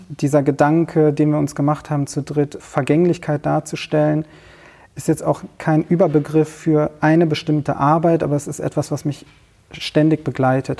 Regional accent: Cologne, North Rhine-Westphalia, Germany; Ich bin in äh, Köln, im Kölner Raum aufgewachsen.

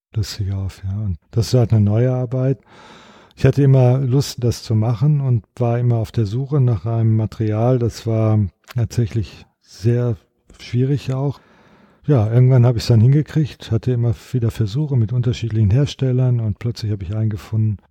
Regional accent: Sauerland, North Rhine-Westphalia, Germany; Ich komme ja aus dem Sauerland, Westfalen.

